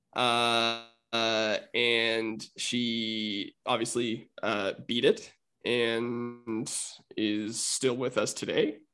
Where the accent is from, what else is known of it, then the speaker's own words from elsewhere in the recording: Winnipeg, Manitoba, Canada; I was born in Winnipeg, Manitoba